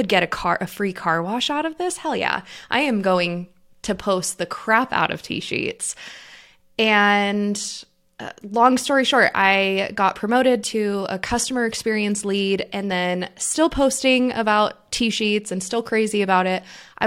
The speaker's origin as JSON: {"language": "English", "town": "Boise", "region": "Idaho", "country": "United States", "also_born_or_lived": "Oregon", "said": "I am from Boise, Idaho. I graduated high school. I moved to Oregon, went to school in Oregon"}